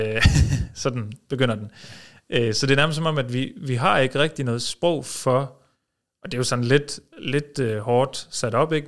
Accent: Norway; now in Denmark; jeg er født i Norge

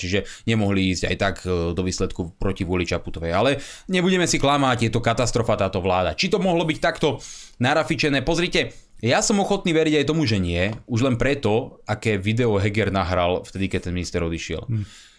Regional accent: Slovakia; ako Slovák

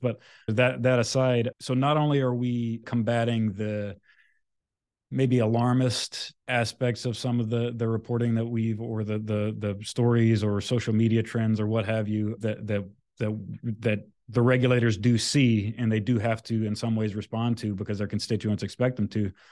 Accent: Louisiana, United States; moved away; I'm originally from Louisiana

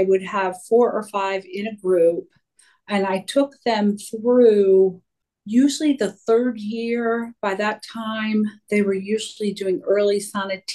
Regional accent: Terre Haute, Indiana, United States; also born or lived in Greencastle, Indiana / Dallas, Texas; now in Fishers, United States; I'm from Terre Haute, and I grew up in Indiana

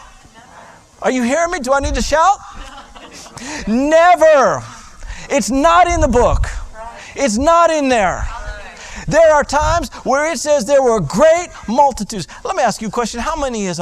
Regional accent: South Florida, United States; I grew up in South Florida.

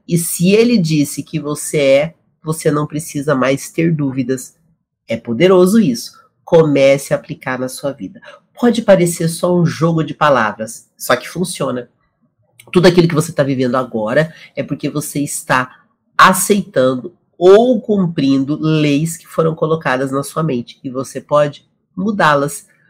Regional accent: Brazil; Nós que somos brasileiros

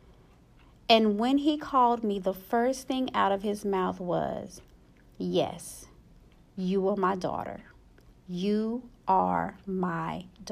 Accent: Dallas, Texas, United States; I'm from Dallas

